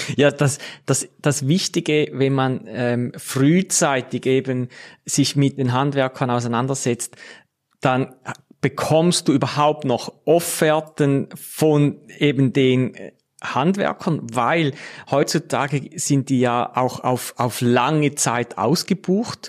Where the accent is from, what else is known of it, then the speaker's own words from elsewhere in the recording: Switzerland; bei uns in der Schweiz